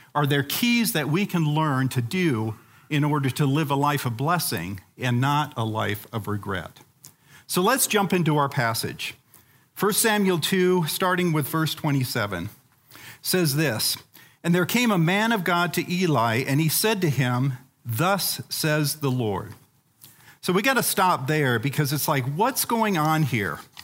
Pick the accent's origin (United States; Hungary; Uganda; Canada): Uganda; moved away; When I was a kid growing up in Africa, um, in the country of Uganda